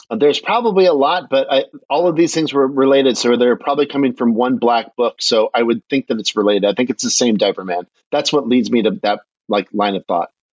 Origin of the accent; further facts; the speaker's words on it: Michigan, United States; I'm from Michigan